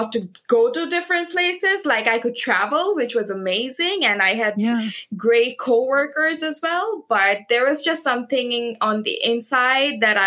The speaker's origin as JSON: {"language": "English", "country": "Bangladesh", "moved": "yes", "lives_now": "United Kingdom", "said": "I am originally from Bangladesh"}